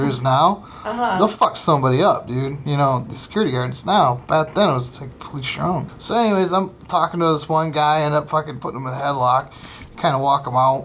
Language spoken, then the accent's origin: English; Fremont, Ohio, United States; now in Los Angeles, United States; my hometown. It's Fremont, Ohio